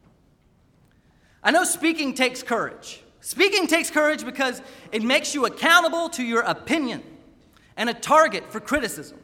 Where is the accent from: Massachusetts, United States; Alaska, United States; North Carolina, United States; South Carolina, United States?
North Carolina, United States; Raleigh; also born or lived in Wake Forest, North Carolina; when I was 7 years old, on the day when we moved from Wake Forest, North Carolina, to the big city of Raleigh